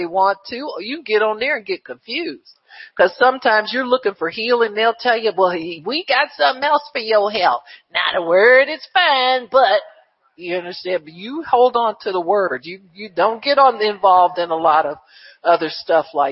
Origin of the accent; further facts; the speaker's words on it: Cleveland, Ohio, United States; when I was a kid, growing up in Cleveland